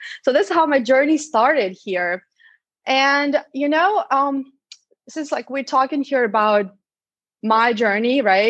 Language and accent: English; Odesa, Odesa Oblast, Ukraine; English is a second language; I'm from Odessa, by the way, that's on the Black Sea.